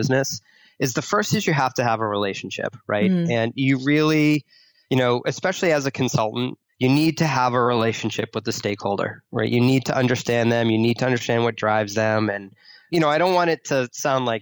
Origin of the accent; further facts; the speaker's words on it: Boston, Massachusetts, United States; I grew up in Boston